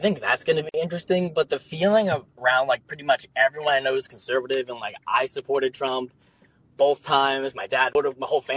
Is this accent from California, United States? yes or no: no; New Jersey, United States; moved away as an adult; now in Arizona, United States; I'm from New Jersey